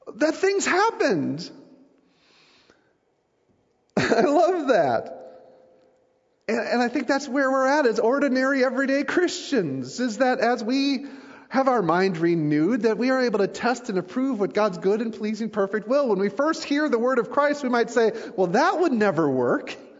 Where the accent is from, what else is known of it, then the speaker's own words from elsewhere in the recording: United States; I'm from the States